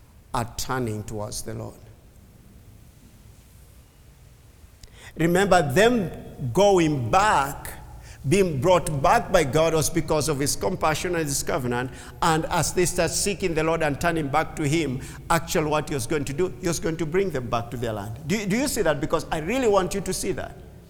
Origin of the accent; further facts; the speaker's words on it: Kenya; English is a second language; A Kenyan Jew